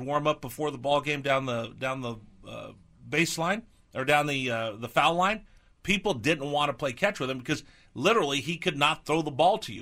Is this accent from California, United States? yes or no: yes; California, United States; moved away; also born or lived in East Coast; I grew up in California